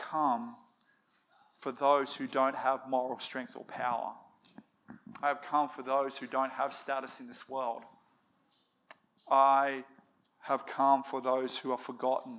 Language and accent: English; Australia; we're an Aussie family